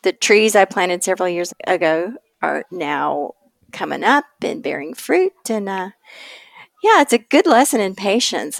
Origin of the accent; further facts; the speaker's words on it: East Tennessee, United States; moved away; growing up in East Tennessee, which is southern Appalachia